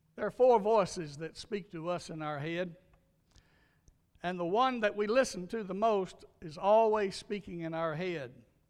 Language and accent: English; Louisiana, United States; my little church where I grew up in Louisiana